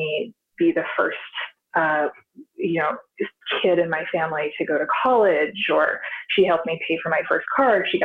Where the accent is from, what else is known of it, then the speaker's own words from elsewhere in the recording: Idaho, United States; moved away; also born or lived in Baltimore, Maryland / Seattle; I was born in Idaho, and then my parents moved us to Baltimore, and I was going to a private school that was connected to Johns Hopkins University. And I had an incredible opportunities for schooling and programming and classes when I was there. And then in high school, I moved to Idaho, very rural Idaho